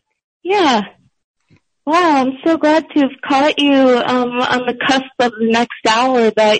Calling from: Grand Rapids, Michigan, United States; I'm calling from Grand Rapids, Michigan.

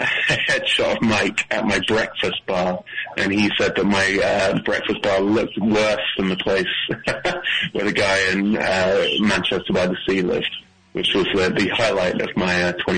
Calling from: Toronto, Ontario, Canada; I'm calling from Toronto in my lovely old basement apartment.

